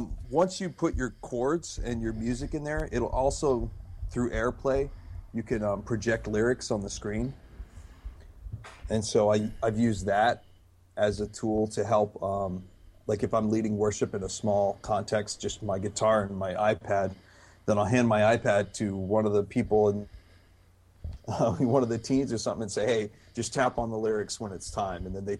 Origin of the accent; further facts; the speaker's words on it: Japan; I remember when I was a missionary kid in Japan, I grew up in Japan, my parents were missionaries there.